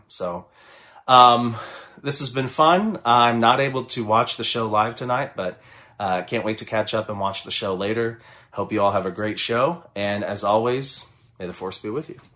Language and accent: English; Kansas City, Missouri, United States; I am from Kansas City, Missouri